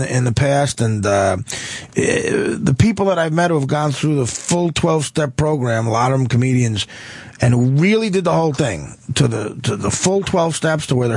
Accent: Newark, New Jersey, United States; I grew up, I was born in Newark, and I grew up 2 miles outside of Newark, right by Newark Airport. My whole family's from there.

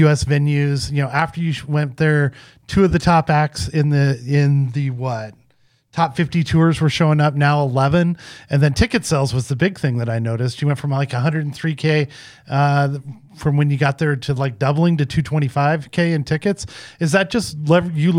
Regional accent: Cody, Wyoming, United States; I grew up in Cody, Wyoming

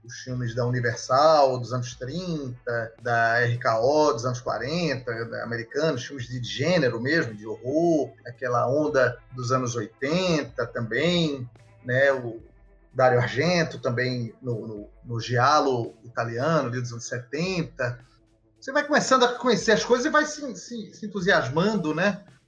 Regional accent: Recife, Pernambuco, Brazil

